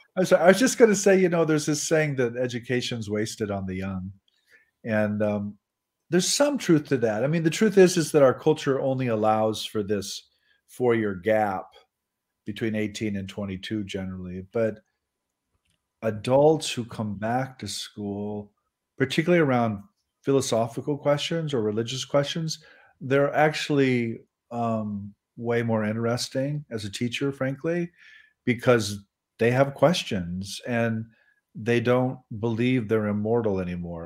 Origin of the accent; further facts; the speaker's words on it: Nebraska, United States; I'm from Nebraska